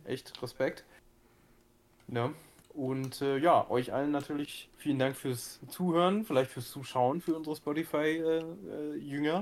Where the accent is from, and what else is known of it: Gifhorn, Lower Saxony, Germany; born or raised there